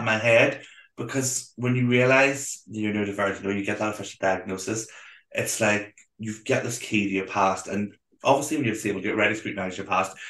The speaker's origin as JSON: {"language": "English", "town": "Belfast", "region": "Northern Ireland", "country": "United Kingdom", "said": "I'm from Belfast"}